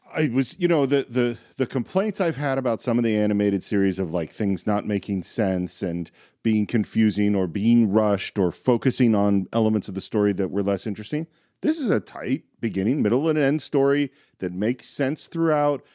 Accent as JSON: {"language": "English", "town": "San Francisco", "region": "California", "country": "United States", "said": "I'm from San Francisco"}